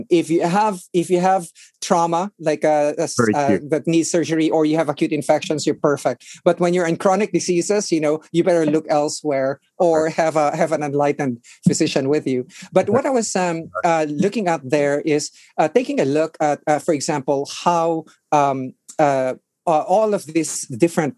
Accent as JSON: {"language": "English", "country": "Philippines", "tie": "born or raised there", "moved": "yes", "lives_now": "Washington, D.C., United States", "said": "I grew up in the Philippines"}